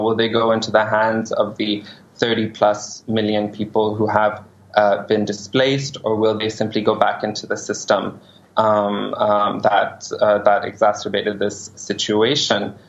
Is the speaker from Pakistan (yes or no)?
yes; Pakistan; as a Pakistani living in Pakistan